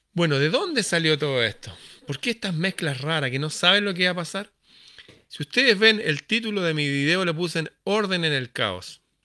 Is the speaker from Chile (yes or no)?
yes; Chile; mi país, Chile